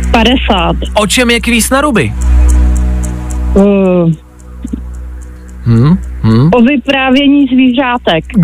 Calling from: Velvary, Central Bohemian Region, Czechia; Hele, já jsem z Velvar.

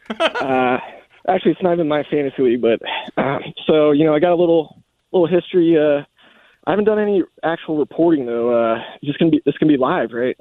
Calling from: Richmond, Virginia, United States; calling from R V A, baby

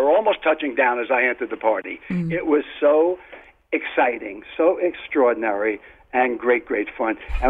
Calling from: Quogue, New York, United States; Yeah, hi, I'm in Quag out in the Hamptons.

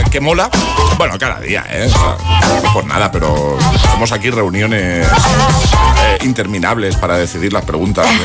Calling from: Valencia, Valencian Community, Spain; Soy … de Valencia

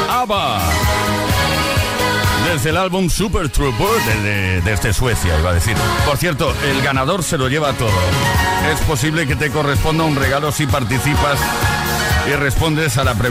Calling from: Madrid, Community of Madrid, Spain; Buenas tardes … de Madrid.

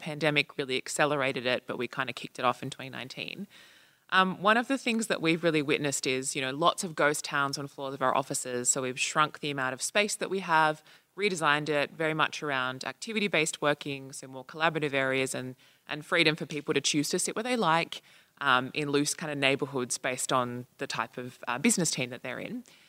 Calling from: Australia; I'm coming from Australia. I work at one of the federal departments there

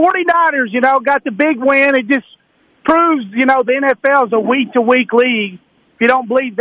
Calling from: Pleasant Hill, California, United States; from Pleasant Hill.

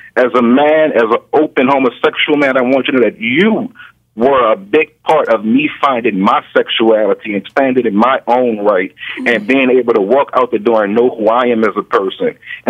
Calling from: New Orleans, Louisiana, United States; I'm calling from New Orleans. How you guys doing today?

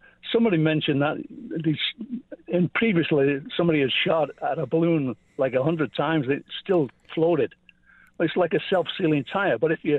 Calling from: Orangeville, Ontario, Canada; I'm from Orangeville, Ontario.

